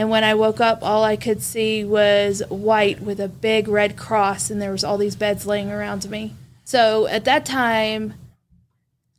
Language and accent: English; Vietnam; moved away; I grew up in Vietnam